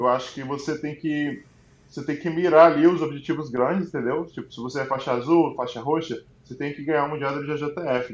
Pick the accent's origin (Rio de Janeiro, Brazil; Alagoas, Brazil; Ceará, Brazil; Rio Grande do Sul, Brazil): Ceará, Brazil; Fortaleza; moved away as an adult; eu sou de Fortaleza